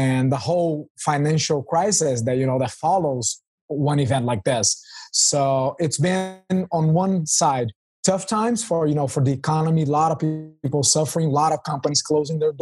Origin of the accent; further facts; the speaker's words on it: Rio de Janeiro, Brazil; moved away as an adult; now in Curitiba, Brazil; I'm originally born and raised in Rio